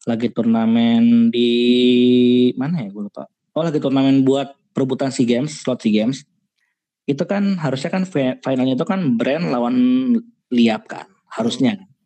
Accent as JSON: {"language": "Indonesian", "country": "Indonesia", "lives_now": "Malaysia", "said": "Bertiga sama sebagai orang Indo."}